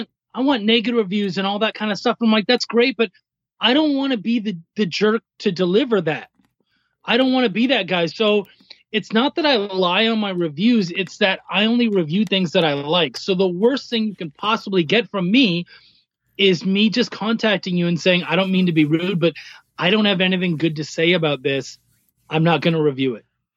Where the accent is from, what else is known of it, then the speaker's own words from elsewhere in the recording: Canada; I'm Canadian